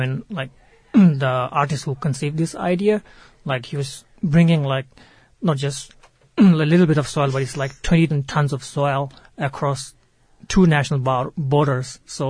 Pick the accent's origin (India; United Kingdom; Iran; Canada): India; moved away as an adult; now in Arizona, United States; So I was born in India, and I haven't seen Tibet.